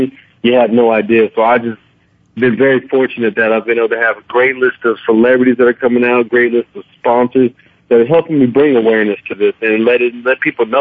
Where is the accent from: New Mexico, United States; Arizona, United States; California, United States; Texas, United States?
New Mexico, United States; Clovis; moved away; my hometown, Clovis, New Mexico.